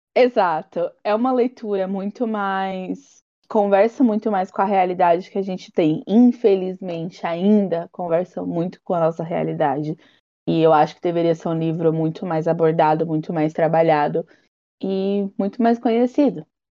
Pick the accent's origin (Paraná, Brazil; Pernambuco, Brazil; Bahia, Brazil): Bahia, Brazil; a baiana aqui